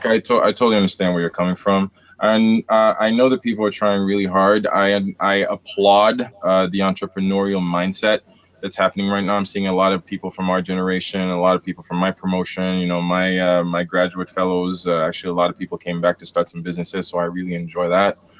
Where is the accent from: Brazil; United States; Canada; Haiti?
Haiti; moved away; the years spent growing up in Haiti